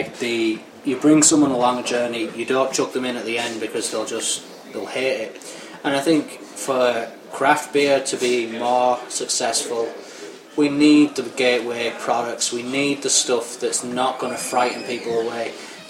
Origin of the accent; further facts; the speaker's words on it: Northern England, United Kingdom; Obviously, growing up in Northern England, you definitely get good Indian food.